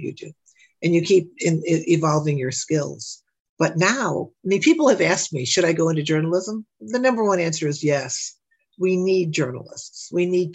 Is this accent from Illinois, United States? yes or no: yes; Chicago, Illinois, United States; accent: South Side; also born or lived in LaSalle, Illinois; I was raised on the Southwest Side, what is now called, it's the Oak Lawn and Burbank area